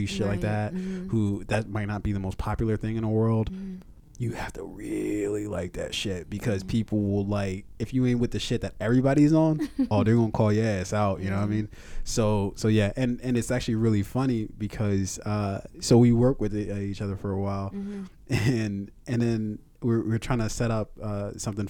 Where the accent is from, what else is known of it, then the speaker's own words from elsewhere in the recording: Columbia, Maryland, United States; Growing up in Columbia